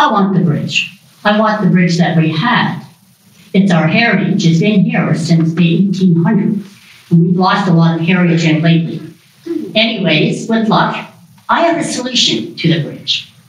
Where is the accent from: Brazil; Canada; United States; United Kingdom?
Canada; Smiths Falls, Ontario; I'm born and raised in Smiths Falls.